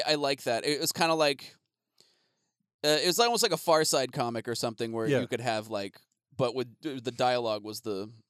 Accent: Phoenix, Arizona, United States; when I was growing up in Phoenix

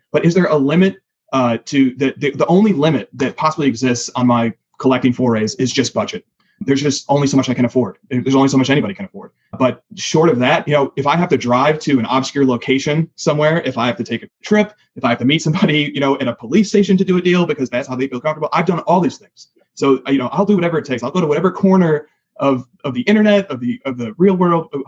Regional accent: Rockford, Illinois, United States; I'm from the Chicagoland area, uh, and I, th- that term is used loosely. I'm actually from the Rockford

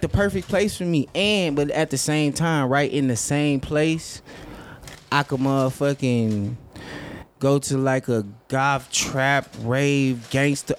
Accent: Lansing, Michigan, United States; also born or lived in Atlanta, Georgia; I grew up there

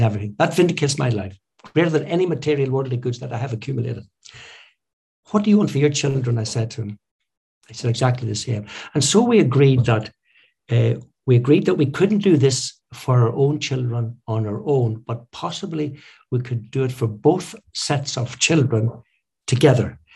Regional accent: Belfast, Northern Ireland, United Kingdom; growing up in Belfast

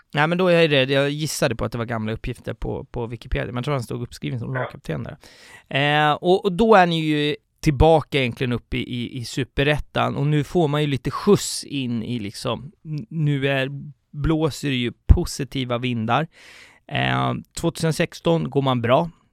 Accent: Stockholm, Stockholm County, Sweden; som stockholmare och aik -are

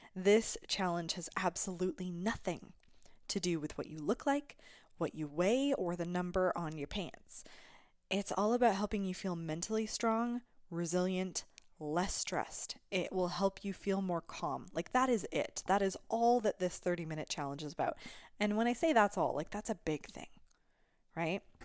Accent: Alberta, Canada; I come from Alberta.

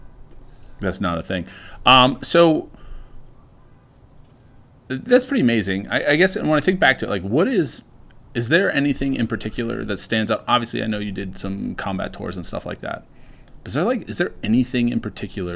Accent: Annapolis, Maryland, United States; I grew up in Annapolis

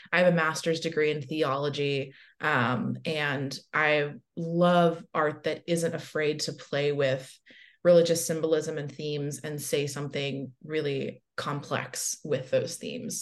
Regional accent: the South, United States; as a young bisexual person growing up in the South

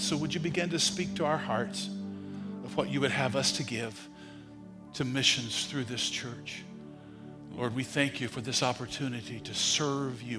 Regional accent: United States

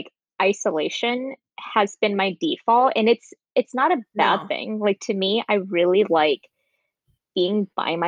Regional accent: Midwest, United States; also born or lived in California; I was born in California, but then I moved to the Midwest when I was like in third grade

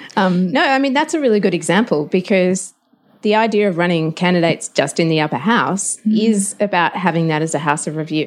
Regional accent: Tasmania, Australia; I grew up in Tasmania

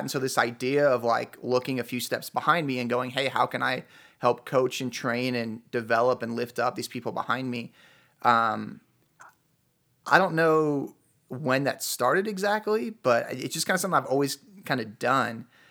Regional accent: Chicago, Illinois, United States; moved away as an adult; now in Utah, United States; I'm originally from Chicago.

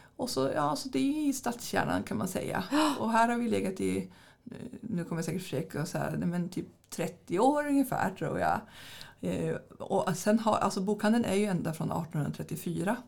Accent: near Skellefteå, Västerbotten County, Sweden; moved away as an adult; also born or lived in Jönköping; now in Västervik, Sweden; vi hade ju ett litet bibliotek där, där jag kommer ifrån

